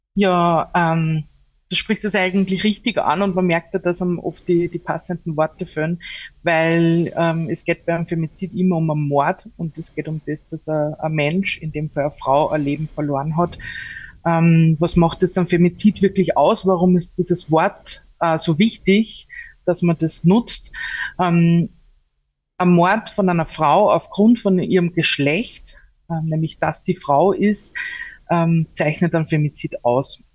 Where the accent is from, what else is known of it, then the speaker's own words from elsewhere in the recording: Upper Austria, Austria; wir sind ja aus Oberösterreich